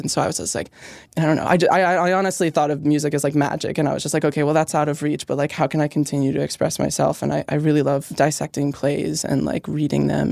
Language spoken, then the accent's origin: English; Pennsylvania, United States; growing up in Pennsylvania